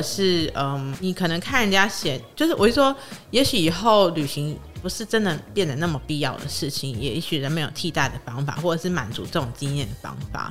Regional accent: Taiwan; 我是台湾

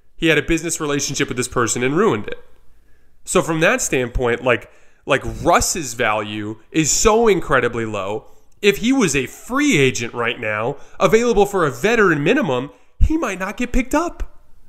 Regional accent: Arizona, United States; I love Arizona, born and raised there. It's my hometown.

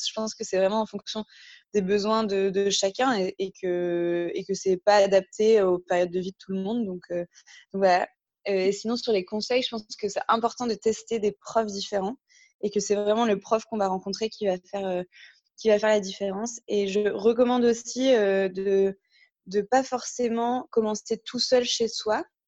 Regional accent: north of France, France; moved away as an adult; also born or lived in Paris / Cape Town, South Africa; je viens du nord de la France à la base, où j'ai fait du coup une partie de mes études

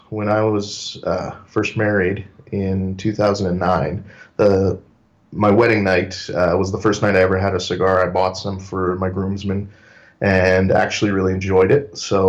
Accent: Winnipeg, Manitoba, Canada; also born or lived in Paraguay; I've been here I was born here, but, I grew up in Paraguay, South America. So I was there for several years until I was about 11 years old. And since then, I've lived here in Canada, in Winnipeg.

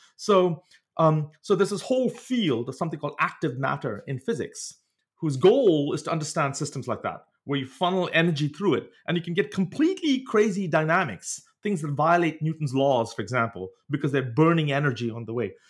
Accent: India; moved away; growing up in India, uh, you didn't have access as much at, in those days to sort of biological laboratories

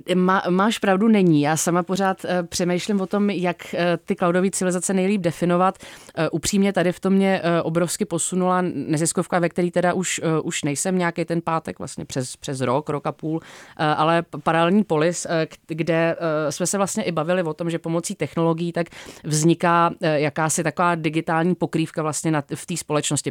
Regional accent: Czechia; u nás v Čechách

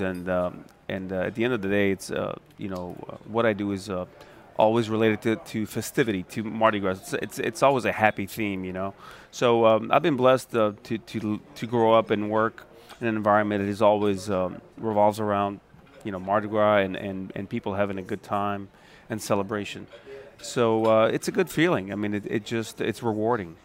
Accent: Viareggio, Tuscany, Italy; now in New Orleans, United States; my hometown of Viareggio, which is in Tuscany

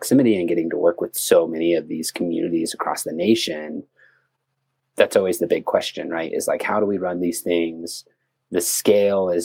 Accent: Grand Junction, Colorado, United States; now in Telluride, United States; I grew up in Grand Junction, which is on the western slope of Colorado

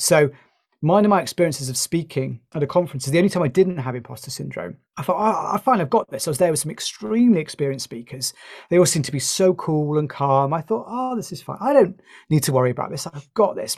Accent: United Kingdom; You might have guessed from my accent, I'm from the U K.

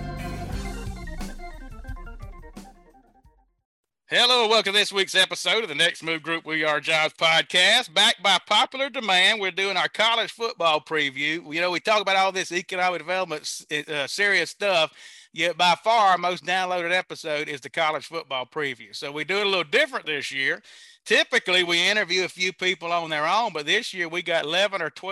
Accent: Waynesboro, Mississippi, United States; I'm from Waynesboro, Mississippi.

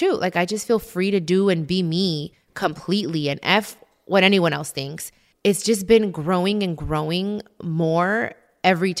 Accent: United States; I'm American and I'm proud to be American, but I'm also very proud to be Mexican

